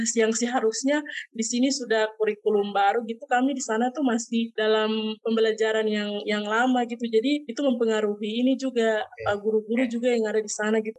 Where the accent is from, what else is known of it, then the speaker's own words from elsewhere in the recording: Mappi Regency, South Papua, Indonesia; moved away as an adult; saya berasal dari Kabupaten Mapi kebetulan waktu itu setelah lulus SMA